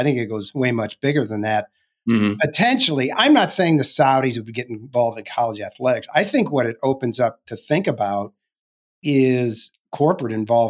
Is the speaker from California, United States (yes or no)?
no; St. Louis, Missouri, United States; I grew up in St. Louis. I know all about that.